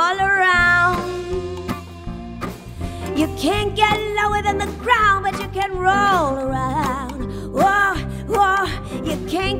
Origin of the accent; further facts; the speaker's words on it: New Mexico, United States; now in New York City, United States; I live in New York City now, but I grew up in New Mexico